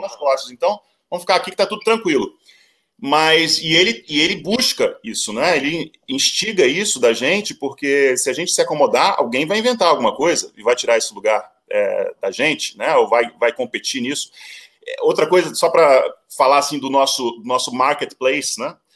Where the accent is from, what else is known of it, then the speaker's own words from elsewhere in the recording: Brazil; moved away as an adult; also born or lived in United States; sou brasileiro